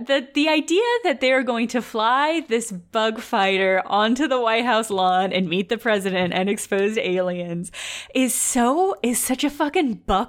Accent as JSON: {"language": "English", "region": "rural Illinois", "country": "United States", "said": "we're from Illinois."}